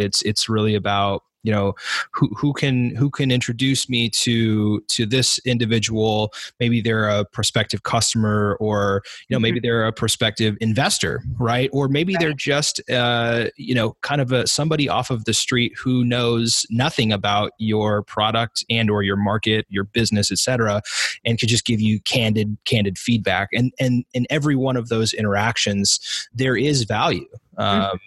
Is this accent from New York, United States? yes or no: no; Southern Oregon, United States; I grew up in Southern Oregon